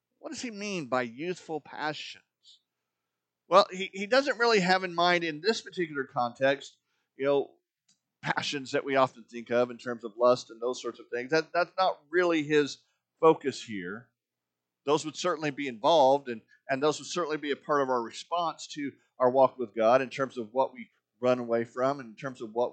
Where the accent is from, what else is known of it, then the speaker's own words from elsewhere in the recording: Arizona, United States; When I was growing up in Arizona as a teenager